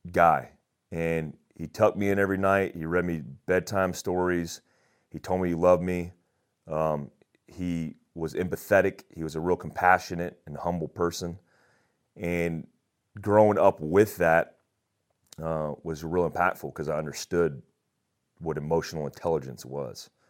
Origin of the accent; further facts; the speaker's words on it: Daytona Beach, Florida, United States; also born or lived in Germany; I grew up in Daytona Beach, Florida for the most part. And I say for the most part because I, I was all over the place.